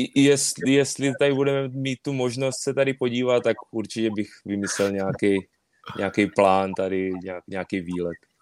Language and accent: Czech; Czechia; moved away as an adult; also born or lived in Poland; now in Yokohama, Japan; u nás v Praze